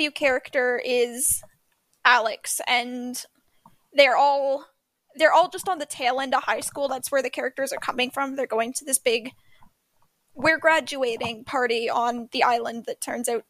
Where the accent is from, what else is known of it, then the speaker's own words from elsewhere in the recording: Canada; even being Canadian